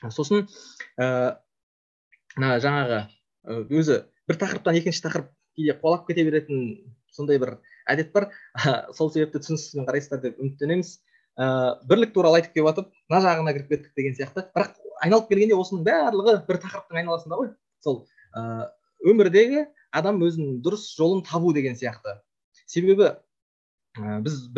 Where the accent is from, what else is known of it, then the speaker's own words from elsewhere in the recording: Kazakhstan; біз өзіміз қазақпыз қазақ болып қалуымыз керек